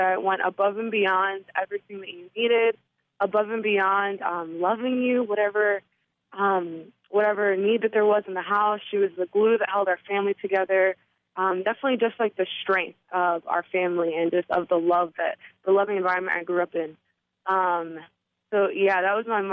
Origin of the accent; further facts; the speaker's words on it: New York City, New York, United States; I'm from New York